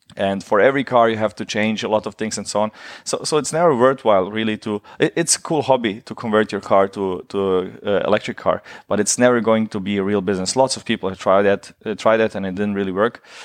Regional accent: Germany; I grew up in Germany during the war

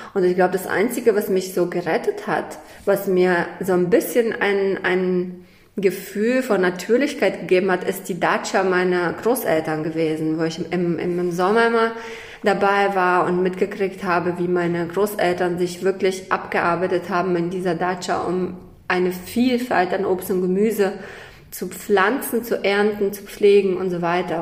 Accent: Kazakhstan; moved away; Also ich komme ja aus Kasachstan. Ich bin in Kasachstan geboren.

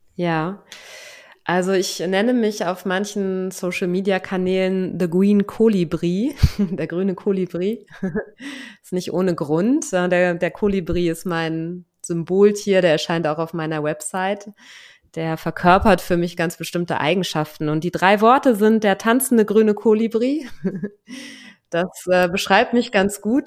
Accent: Germany; moved away as an adult; now in Lisbon, Portugal

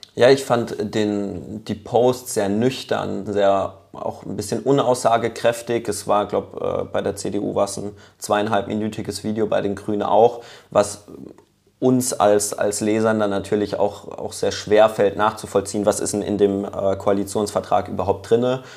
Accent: Lörrach, Baden-Württemberg, Germany; ich komme ja aus Lörrach ähm, gebürtig

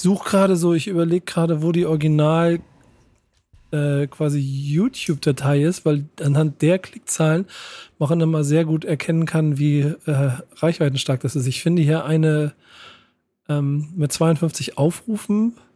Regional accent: Hamburg, Germany; als Hamburger

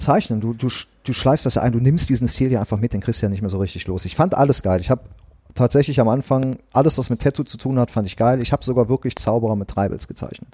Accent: Bergisches Land, North Rhine-Westphalia, Germany; also born or lived in Wanne-Eickel; Ich bin ja im, im Bergischen Land groß geworden, in so einem kleinen zweieinhalbtausend

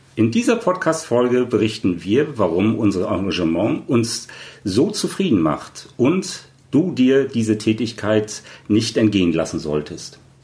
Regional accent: East Germany, Germany; als Ossi, dann halt eben auch der Quoten-Ossi

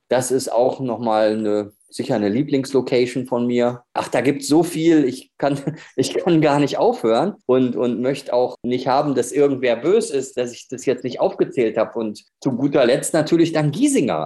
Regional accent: Ruhr area, North Rhine-Westphalia, Germany; now in Munich, Germany; ich bin ja eigentlich aus dem Ruhrgebiet, aber hier im freiwilligen Exil in München

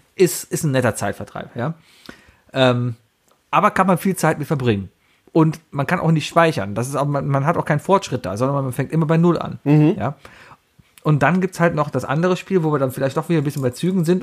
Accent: Cologne, North Rhine-Westphalia, Germany; ich bin ja auch Kölner, also ich bin ja hier geboren und hier aufgewachsen

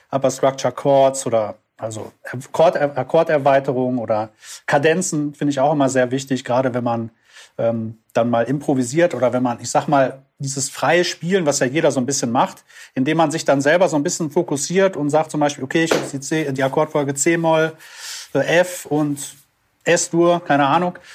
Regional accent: Düsseldorf, North Rhine-Westphalia, Germany; ich komme aus Düsseldorf und äh, bin da Musiker

